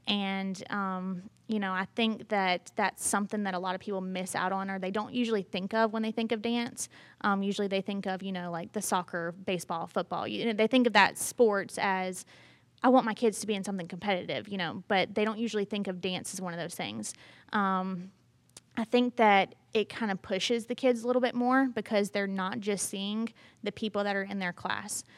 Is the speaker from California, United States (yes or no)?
no; Brunswick, Georgia, United States; moved away as an adult; now in Statesboro, United States; I'm from Brunswick, Georgia